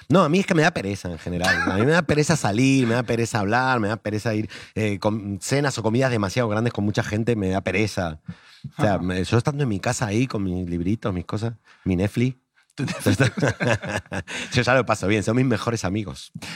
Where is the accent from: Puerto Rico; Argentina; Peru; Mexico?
Argentina; now in Spain; como vengo de Argentina, lo tengo en sangre